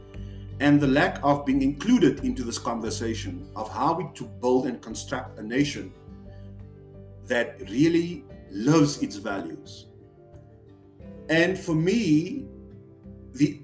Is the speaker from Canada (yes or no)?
no; South Africa; I'm from South Africa.